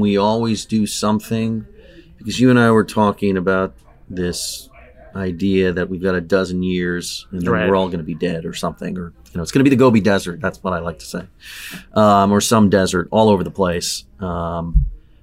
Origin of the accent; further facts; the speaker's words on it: Southern California, United States; I grew up in Southern California. I grew up at the beach